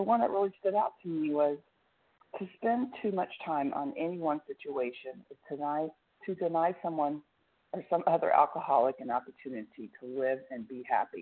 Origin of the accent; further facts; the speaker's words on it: Tulsa, Oklahoma, United States; Tulsa, Oklahoma.